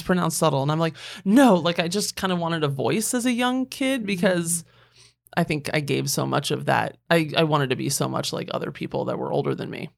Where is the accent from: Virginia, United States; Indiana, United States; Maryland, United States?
Virginia, United States; Northern; moved away as an adult; also born or lived in Washington, D.C. / London / Los Angeles; I was born in Washington D.C. I grew up mm-hmm. in Northern Virginia